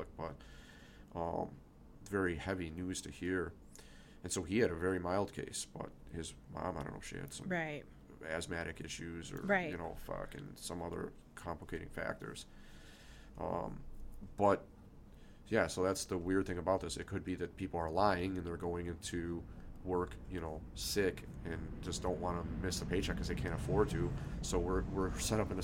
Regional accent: United States; as an American

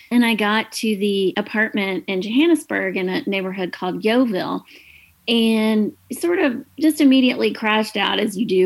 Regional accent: Atlanta, Georgia, United States; I grew up in Atlanta

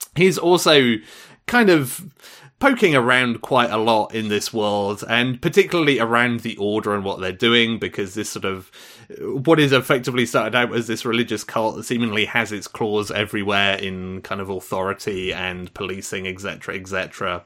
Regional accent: United Kingdom; as a Brit

